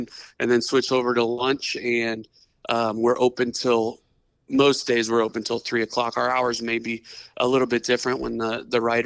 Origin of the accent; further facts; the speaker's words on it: Washington, Iowa, United States; now in Algona, United States; I grew up in Southeast Iowa, in Washington, Iowa